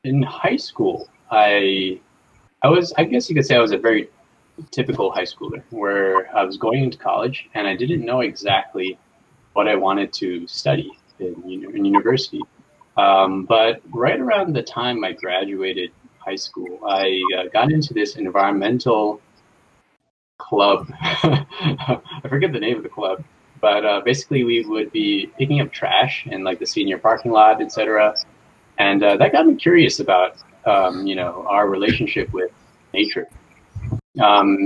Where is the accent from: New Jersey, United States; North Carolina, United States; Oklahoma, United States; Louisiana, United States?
New Jersey, United States; also born or lived in New York / Kyoto, Japan; I was born in New York and was raised for most of my life in New Jersey